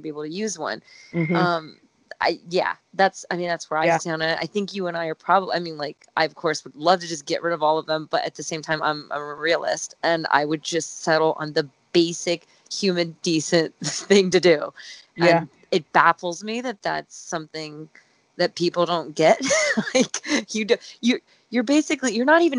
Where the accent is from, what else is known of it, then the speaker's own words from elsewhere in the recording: Dayton, Ohio, United States; moved away as an adult; I'm from Dayton, Ohio